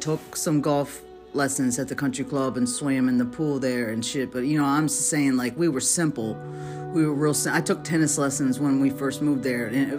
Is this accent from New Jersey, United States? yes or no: no; Chillicothe, Ohio, United States; also born or lived in Piqua; You know, I was born in Miami County, which is in Ohio. It's in Piqua, Ohio. And we moved in third grade to Chillicothe